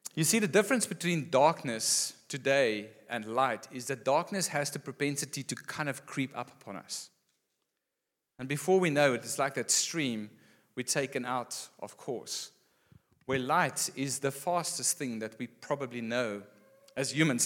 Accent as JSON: {"language": "English", "region": "Gauteng", "country": "South Africa", "tie": "born or raised there", "also_born_or_lived": "Western Cape", "moved": "as an adult", "said": "Growing up in Gauteng and then moving here after school"}